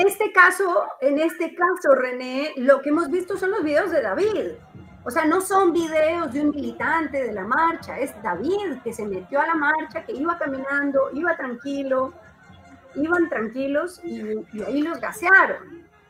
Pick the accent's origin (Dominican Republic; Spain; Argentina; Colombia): Colombia; now in Peru; la colombiana, que soy yo